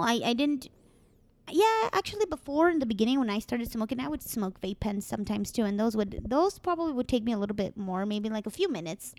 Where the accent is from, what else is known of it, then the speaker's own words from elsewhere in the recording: Mexico; accent: Mexican; I'm Mexican